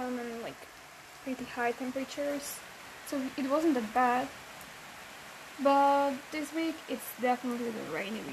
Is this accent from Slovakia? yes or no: yes; Bratislava, Bratislava Region, Slovakia; English is a second language; moved away as an adult; now in Vancouver, Canada; I'm originally from Slovakia, from the capital, Bratislava